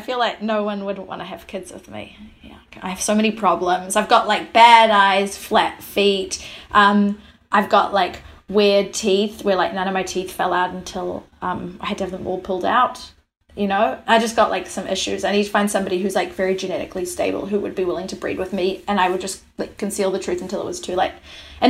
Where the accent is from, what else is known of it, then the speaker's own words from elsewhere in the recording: New York, United States; And I'm like, nah, I'm woke. I'm from New York.